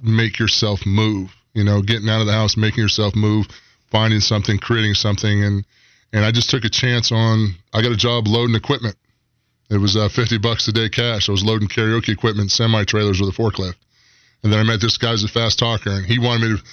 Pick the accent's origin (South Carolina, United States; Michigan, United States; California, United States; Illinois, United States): South Carolina, United States; Aiken; also born or lived in New Holland, South Carolina; I grew up in Aiken, South Carolina, outside of Aiken County